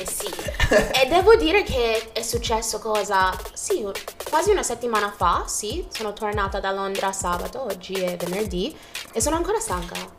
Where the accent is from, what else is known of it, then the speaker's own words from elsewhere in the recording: United States; first language Jamaican Patois; Italian is a second language; moved away as an adult; also born or lived in Jamaica; now in Italy; i primi anni in Giamaica e da lì probabilmente avrei detto che ho la ho la fondamenta giamaicana, infatti quando sono tornata negli Stati Uniti non parlavo inglese, parlavo ah, solo patua